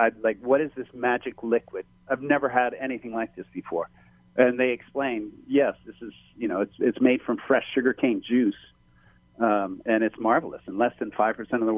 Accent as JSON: {"language": "English", "region": "Hawaii", "country": "United States", "tie": "born or raised there", "said": "growing up in Hawaii"}